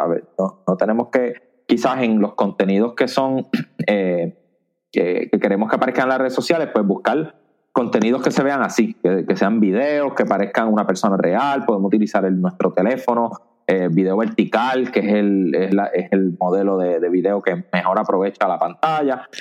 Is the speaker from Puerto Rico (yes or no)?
yes; Añasco, Puerto Rico; grabando desde mi pueblo natal, Añasco, Puerto Rico